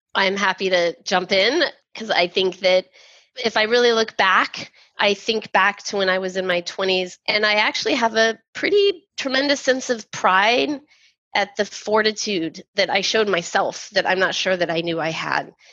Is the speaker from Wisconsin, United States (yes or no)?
no; Texas, United States; growing up in Texas in the 80s